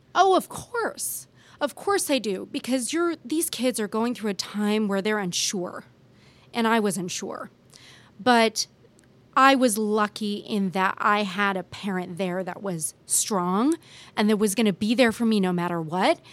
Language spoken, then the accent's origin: English; Bay Area, California, United States; moved away as an adult; now in Kansas City, United States; I grew up in the Bay Area